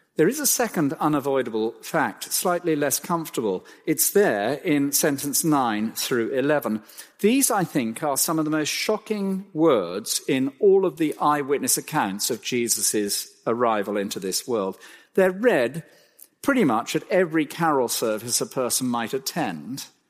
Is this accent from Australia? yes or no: no; Cromer, East of England, United Kingdom; I was born in Cromer, of all places.